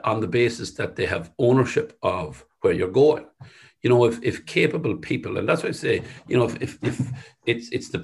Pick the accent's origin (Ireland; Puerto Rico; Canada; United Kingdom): Ireland; Sligo, Connacht; where we grew up in the West